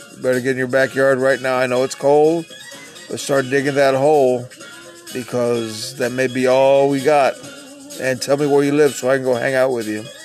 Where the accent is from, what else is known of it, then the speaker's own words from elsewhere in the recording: Texas, United States; I'm a Texan.